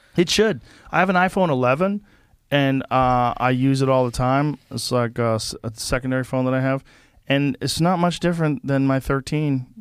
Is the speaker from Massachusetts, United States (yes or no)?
yes; Boston, Massachusetts, United States; moved away; I grew up in Boston